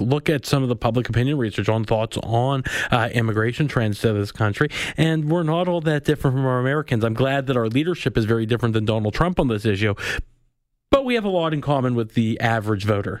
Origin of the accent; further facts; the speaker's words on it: Winnipeg, Manitoba, Canada; I'm from Winnipeg.